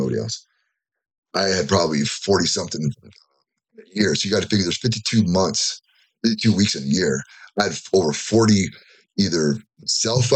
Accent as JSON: {"language": "English", "town": "Fullerton", "region": "California", "country": "United States", "tie": "born or raised there", "also_born_or_lived": "Tahlequah, Oklahoma / Florida", "lives_now": "Yucca Valley, United States", "said": "I grew up in Fullerton"}